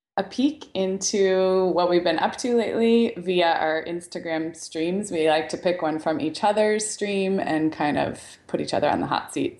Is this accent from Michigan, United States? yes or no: no; Santa Barbara, California, United States; I grew up in Santa Barbara